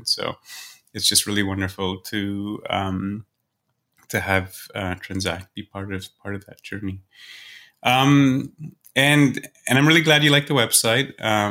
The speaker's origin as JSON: {"language": "English", "country": "Singapore", "tie": "born or raised there", "said": "My parents are from Poland, but I grew up in Singapore."}